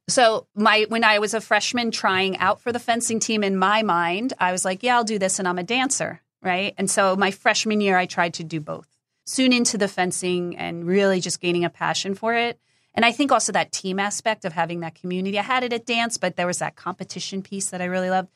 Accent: New Jersey, United States; I grew up in New Jersey

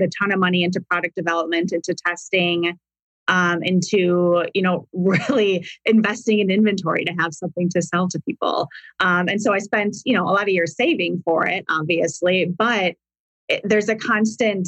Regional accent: Wisconsin, United States; moved away as an adult; now in Arizona, United States; I grew up in Wisconsin

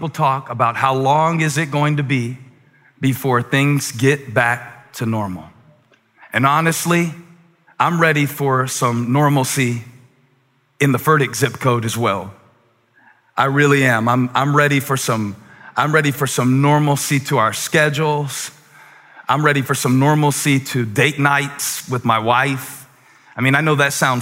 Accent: Moncks Corner, South Carolina, United States; born or raised there; moved away as an adult

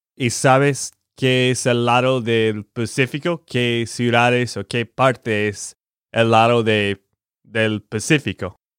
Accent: Texas, United States; de Texas, Estados Unidos

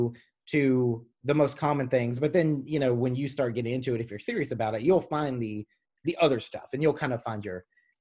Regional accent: the South, United States; I'm from the South

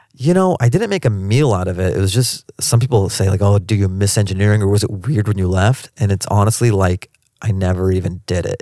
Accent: Seattle, Washington, United States; now in Los Angeles, United States; I grew up in Seattle.

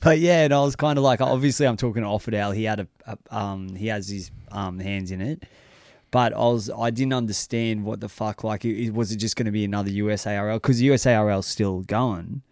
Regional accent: United States; I'm an American

